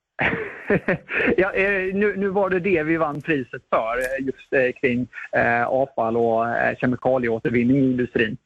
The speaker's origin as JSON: {"language": "Swedish", "town": "Halmstad", "region": "Halland County", "country": "Sweden", "tie": "born or raised there", "said": "min hemkommun Halmstad som äh, hela uppväxten har drabbats av vattenbrist"}